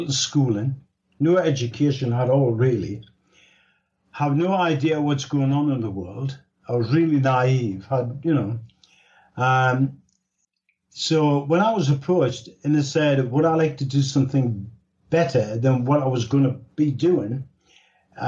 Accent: Newcastle upon Tyne, North East England, United Kingdom; accent: Geordie; I was born in Newcastle upon Tyne. That's the northeast of England, right on the borders of Scotland. We're known as Geordies

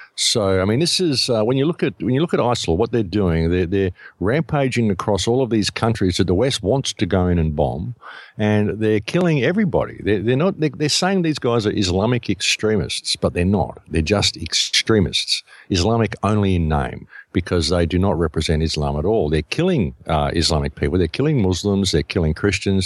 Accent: Australia; I come from Australia

